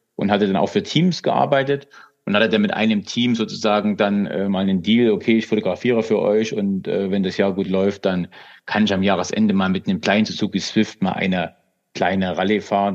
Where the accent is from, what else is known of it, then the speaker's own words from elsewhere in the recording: Zwickau, Saxony, Germany; ich komme ja aus Zwickau